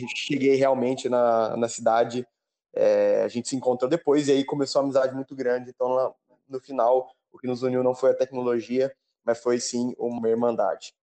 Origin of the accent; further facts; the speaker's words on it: Terra Roxa, São Paulo, Brazil; moved away as an adult; also born or lived in Lavras; now in Italy; eu sou nascido em Terra Roxa, interior de São Paulo